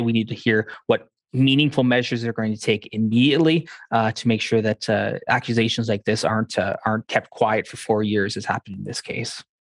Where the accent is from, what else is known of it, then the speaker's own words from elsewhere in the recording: Canada; I'm Canadian